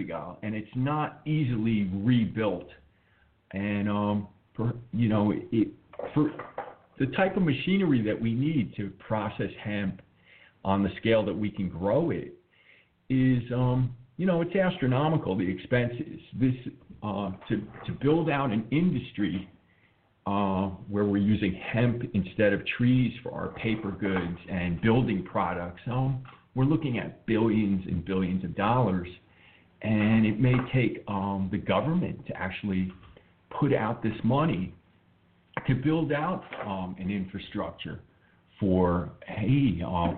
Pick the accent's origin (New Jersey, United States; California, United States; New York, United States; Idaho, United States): New York, United States; New York City; I grew up in the New York City area, and my mother worked in Manhattan